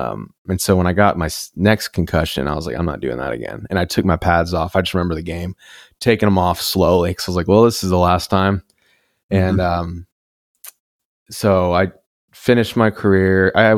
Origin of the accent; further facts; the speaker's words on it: Dallas, Texas, United States; I grew up in Dallas. Mm-hmm. So there's not like, it's not the most creative city. It's real estate, money, construction, like just materialism, sports. That's about it. So I grew up that way